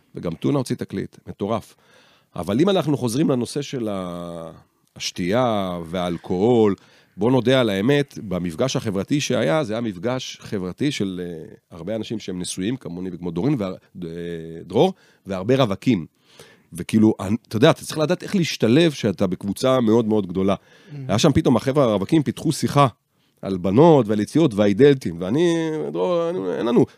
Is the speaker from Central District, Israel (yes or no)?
yes; Rishon LeZion, Central District, Israel; גדל, גדלתי בראשון